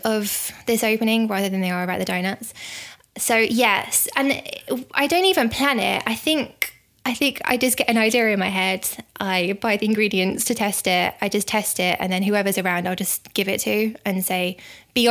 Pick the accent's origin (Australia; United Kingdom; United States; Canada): United Kingdom; the Wirral, North West England; moved away; I'm from the Wirral originally